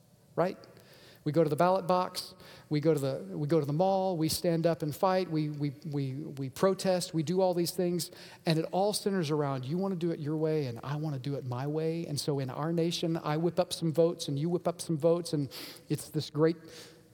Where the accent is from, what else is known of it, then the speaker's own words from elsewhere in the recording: United States; this freedom that I have as an American